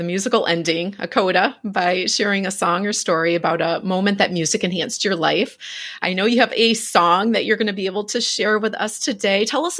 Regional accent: Minneapolis, Minnesota, United States; I'm from Minneapolis.

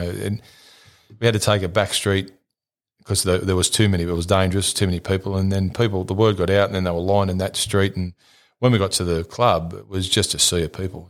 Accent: St Marys, New South Wales, Australia; we grew up in St Mary's

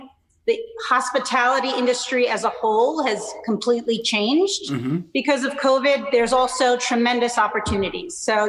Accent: Naples, Campania, Italy; I am from Naples, my father's birthplace, and I studied in Naples

